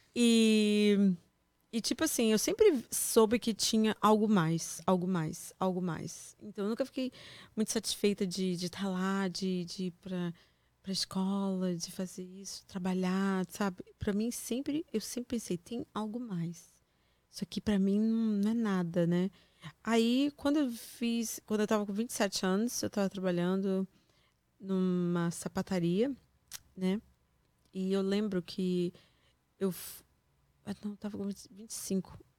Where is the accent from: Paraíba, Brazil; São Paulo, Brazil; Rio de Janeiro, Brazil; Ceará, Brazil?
Rio de Janeiro, Brazil; Niterói; moved away as an adult; also born or lived in Campos dos Goytacazes; now in United States; eu sou de Niterói. Na verdade, eu nasci em Campos